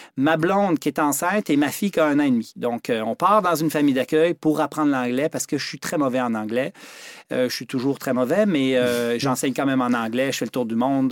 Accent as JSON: {"language": "French", "region": "Quebec", "country": "Canada", "tie": "born or raised there", "also_born_or_lived": "Switzerland"}